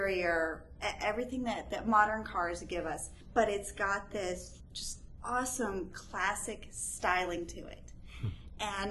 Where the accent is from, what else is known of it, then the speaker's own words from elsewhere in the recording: Roswell, Georgia, United States; I'm from Roswell.